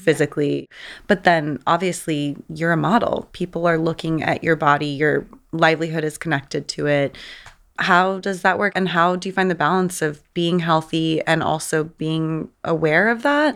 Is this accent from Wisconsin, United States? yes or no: no; San Diego, California, United States; I grew up in San Diego